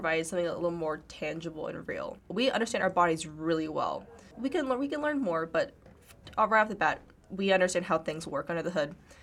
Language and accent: English; Seattle, Washington, United States; I grew up in Seattle